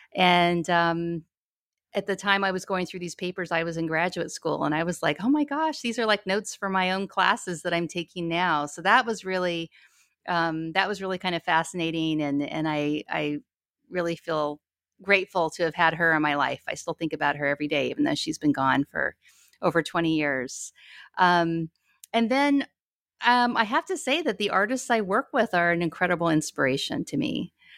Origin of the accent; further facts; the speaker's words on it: Ogden, Utah, United States; moved away as an adult; also born or lived in Albuquerque, New Mexico / Seattle, Washington / New York; now in Portland, United States; we spent most of my childhood living in northern Utah. in Ogden, Utah